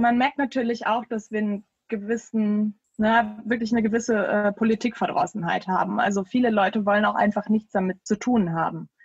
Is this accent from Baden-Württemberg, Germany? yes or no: no; Düsseldorf, North Rhine-Westphalia, Germany; ich bin gebürtige Derndorferin tatsächlich. Also in Derndorf aufgewachsen